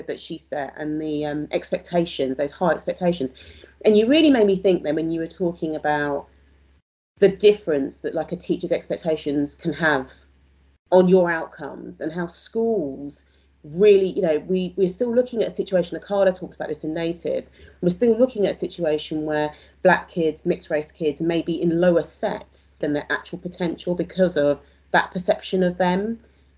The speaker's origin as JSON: {"language": "English", "region": "London", "country": "United Kingdom", "said": "I'm from South East London too"}